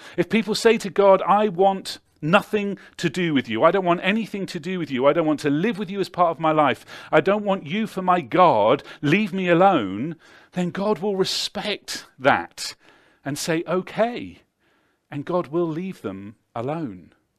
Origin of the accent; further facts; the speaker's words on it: Devizes, South West England, United Kingdom; six X beer brewed in my hometown